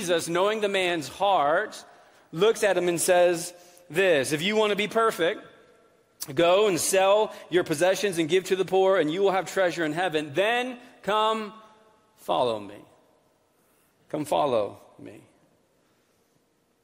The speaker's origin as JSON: {"language": "English", "region": "New England", "country": "United States", "tie": "born or raised there", "moved": "yes", "said": "I grew up in New England"}